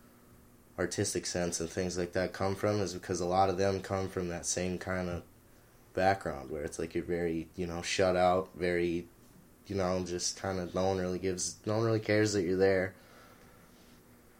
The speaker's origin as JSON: {"language": "English", "town": "Houghton", "region": "Michigan", "country": "United States", "tie": "born or raised there", "said": "I was born in 1994 in Michigan, and I grew up in Houghton"}